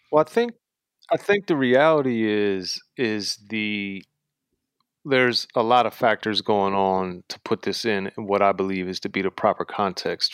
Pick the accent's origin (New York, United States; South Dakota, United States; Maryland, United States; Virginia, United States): Maryland, United States; I was born and raised in Maryland, uh, right in between Baltimore and D C